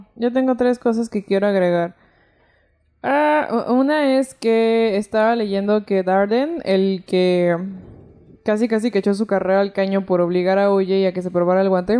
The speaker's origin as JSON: {"language": "Spanish", "country": "Mexico", "said": "soy mexicana"}